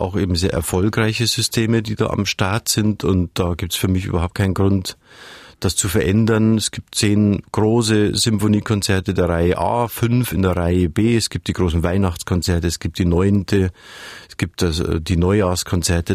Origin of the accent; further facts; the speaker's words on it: Munich, Bavaria, Germany; Ich komme aus München, ich bin ja mit den Alpen aufgewachsen